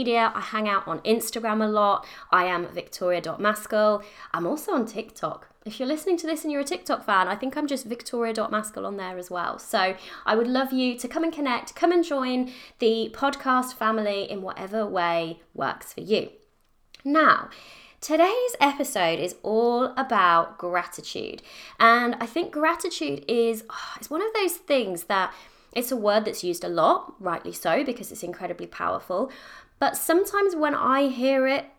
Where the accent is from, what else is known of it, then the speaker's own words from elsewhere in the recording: United Kingdom; I'm British, I live in the UK